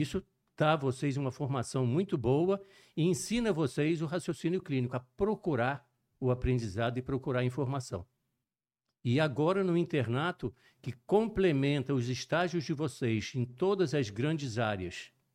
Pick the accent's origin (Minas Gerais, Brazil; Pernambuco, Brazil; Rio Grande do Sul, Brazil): Minas Gerais, Brazil; Juiz de Fora; accent: mixed; moved away as an adult; also born or lived in Rio de Janeiro / Recife; Eu sou natural de Juiz de Fora, Minas Gerais, mas eu nasci em Juiz de Fora e me mudei para o Rio de Janeiro. Uhum. Morei no Rio de Janeiro até os 10 anos. Com 10 anos, retornei para Juiz de Fora.